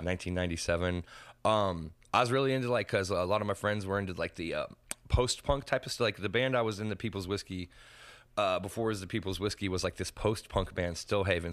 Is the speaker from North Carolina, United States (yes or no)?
no; Henderson, Nevada, United States; I grew up in Old Henderson